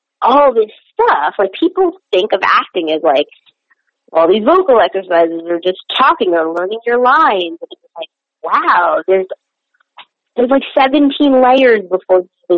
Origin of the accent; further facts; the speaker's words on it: New York City, New York, United States; even though I grew up in New York, my parents were very in from their cultures, and therapy was just not something we did.